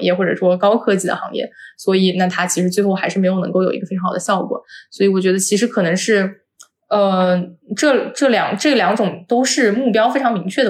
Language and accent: Chinese; China; 就作为一个中国人